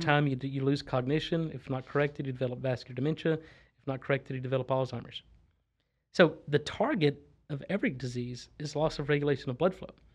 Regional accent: Texas, United States; also born or lived in Louisiana / Boston; I'm from Texas. I grew up in Texas, but I went to school in Louisiana, then trained up in Boston, then I've been back in Texas since probably two thousand five or two thousand six.

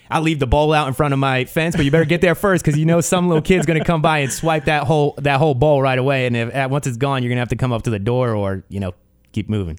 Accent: New Jersey, United States; moved away; I grew up on the East Coast. I never was a, I, I would never definitely call myself a New Yorker, always lived in New Jersey

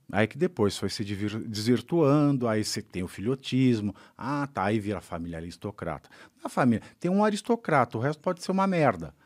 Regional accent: Brazil; sendo brasileiro

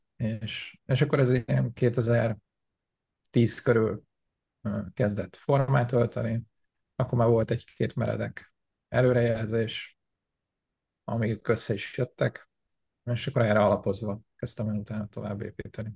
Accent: Hungary; born or raised there; moved away as an adult; also born or lived in Canada; now in United States

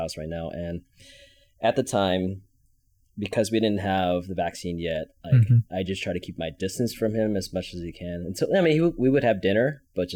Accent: Fresno, California, United States; also born or lived in Chicago, Illinois; we came to Fresno and settled because the weather was just better

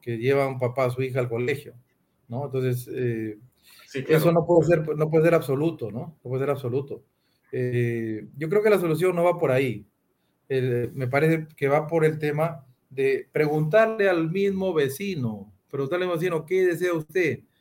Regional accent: Peru

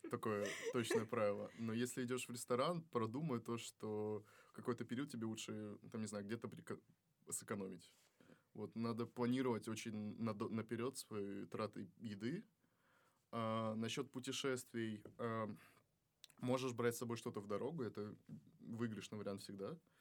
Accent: Kazakhstan; moved away as an adult; now in Russia; Я из Казахстана

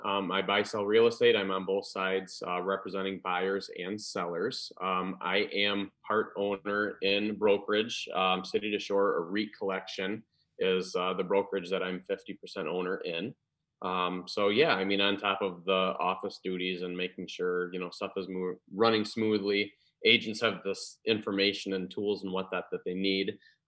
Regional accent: Grand Rapids, Michigan, United States; now in Orlando, United States; I moved all the way from Grand Rapids to Orlando thinking, oh man, this is the best, right?

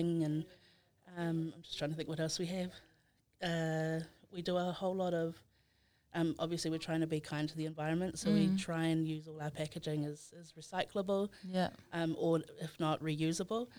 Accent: Samoa; also born or lived in Christchurch, New Zealand / Dunedin, New Zealand; now in Auckland, New Zealand; I was born in Christchurch, raised in Samoa

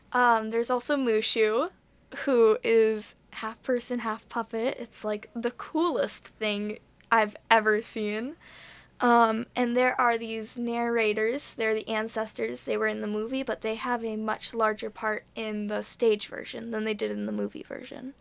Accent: Buffalo, New York, United States; I am from Buffalo

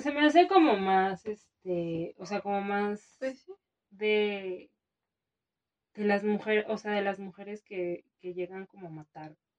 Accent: Mexico; como mexicana

